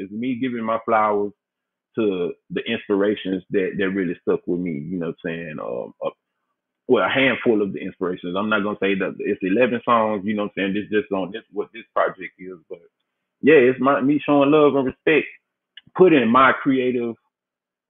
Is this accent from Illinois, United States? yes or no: no; Memphis, Tennessee, United States; that's where I'm from, born and raised in Memphis, Tennessee